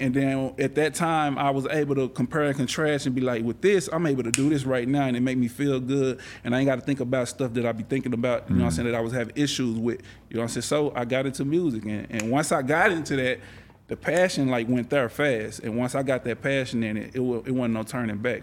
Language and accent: English; Texas, United States; I grew up in around the Texas, you know, all that, and that was just the culture around me at that time.